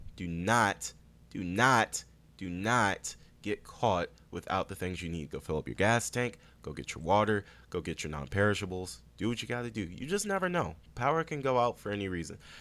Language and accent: English; Prince George's County, Maryland, United States; Prince George's County, Maryland. Born and raised, and super proud of it.